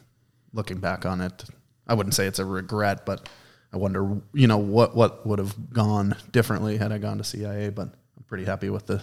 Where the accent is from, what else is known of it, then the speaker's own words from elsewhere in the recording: Export, Pennsylvania, United States; I did. I grew up right outside of Murraysville, a small town called Export. Not a lot of people have heard of it